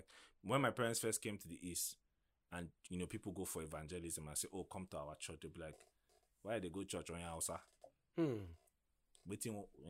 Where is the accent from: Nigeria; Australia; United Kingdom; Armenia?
Nigeria; Aba, Abia; I remember growing up in Aba